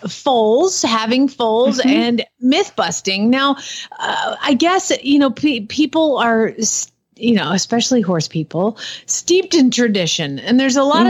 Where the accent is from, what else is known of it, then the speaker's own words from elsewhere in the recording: Atlanta, Georgia, United States; now in Norman, United States; I grew up in Atlanta